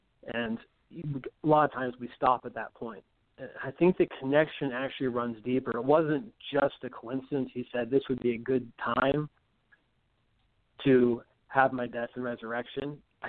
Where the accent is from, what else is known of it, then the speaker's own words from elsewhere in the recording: Oregon, United States; also born or lived in Huntsville, Alabama; I'm originally from the Oregon area, pretty close to there. But I've actually spent, I was a professor in Alabama for about a decade. So I spent about 10 years in Huntsville, Alabama.